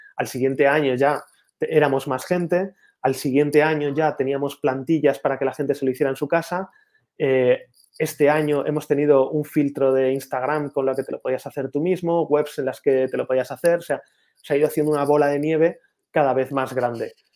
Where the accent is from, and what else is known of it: Spain